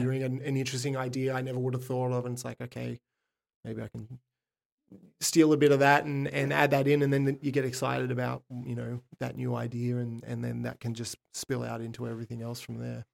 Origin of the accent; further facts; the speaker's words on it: Sydney, New South Wales, Australia; I'm from Sydney, Australia